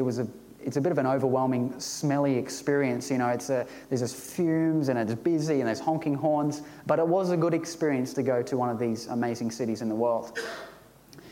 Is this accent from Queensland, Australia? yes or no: yes; Ipswich, Queensland, Australia; I grew up in Ipswich